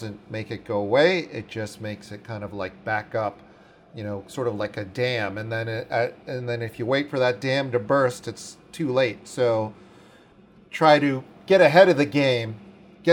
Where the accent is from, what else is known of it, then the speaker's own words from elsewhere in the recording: Washington, District of Columbia, United States; growing up in Washington, D.C. in the 80s